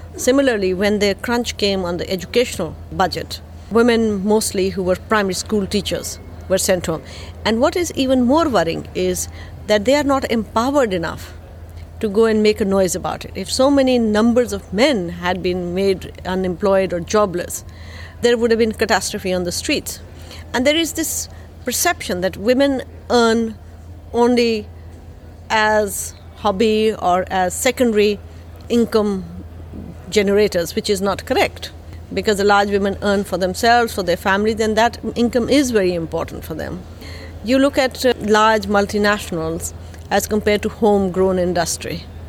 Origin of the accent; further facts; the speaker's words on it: Lahore, Punjab, Pakistan; I'm from Pakistan, Lahore